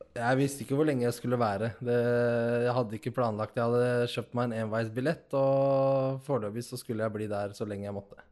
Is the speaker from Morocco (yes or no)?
yes; Nador, Oriental, Morocco; now in Norway; Nador, der jeg er fra